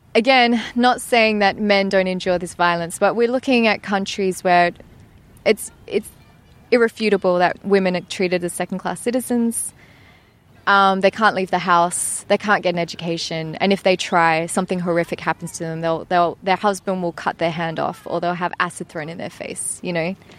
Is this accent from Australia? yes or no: yes; Perth, Western Australia, Australia; also born or lived in Grays, Essex, England; it is a bit funny to come back to Perth, like the place I grew up